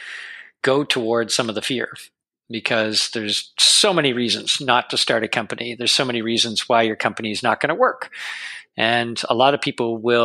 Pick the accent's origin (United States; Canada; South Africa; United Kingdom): Canada; Toronto, Ontario; I grew up in Toronto in a kind of the outskirts of Toronto